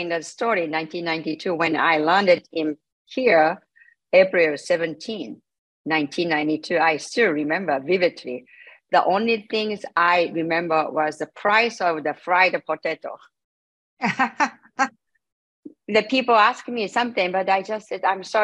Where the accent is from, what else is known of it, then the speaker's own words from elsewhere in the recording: Japan; English is a second language; moved away as an adult; now in United States; when I grew up in Japan